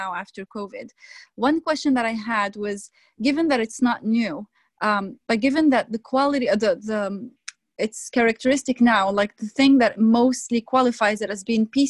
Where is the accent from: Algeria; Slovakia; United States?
Algeria; now in Vancouver, Canada; I'm originally from Algeria